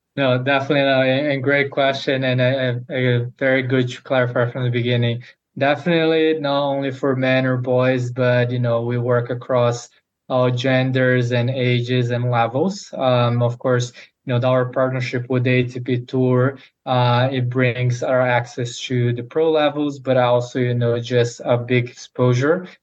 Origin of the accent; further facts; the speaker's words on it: Brazil; moved away as an adult; now in United States; come to the United States as I'm originally from Brazil to play college tennis